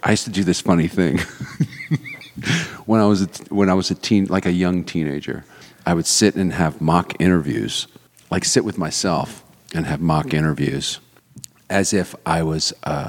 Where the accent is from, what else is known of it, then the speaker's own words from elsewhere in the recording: Richmond, Virginia, United States; also born or lived in Philadelphia, Pennsylvania; now in Atlanta, United States; I was born in Philly, but I grew up in Richmond, Virginia.